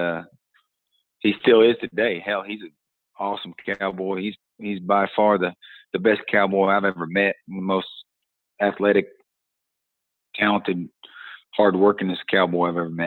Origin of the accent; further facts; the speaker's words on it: St. Paul, Oregon, United States; moved away as an adult; now in Henrietta, Texas, United States; growing up around the St. Paul rodeo